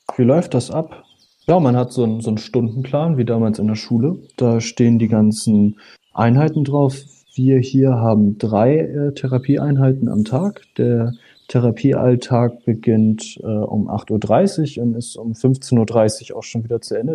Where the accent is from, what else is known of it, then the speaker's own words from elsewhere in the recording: north of Hamburg, Schleswig-Holstein, Germany; also born or lived in Husum; Ich komme aus dem Speckgürtel Hamburg, ähm, nördlich von Hamburg. Ich bin noch weiter oben geboren. Ich bin äh, an der Nordseeküste in Husum geboren und mhm. dann mit, was waren das, drei Jahre, vier Jahre, äh, in die Nähe von Hamburg gezogen